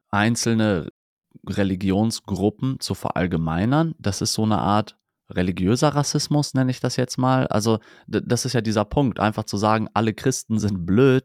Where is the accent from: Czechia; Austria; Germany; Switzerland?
Germany; bei uns in Deutschland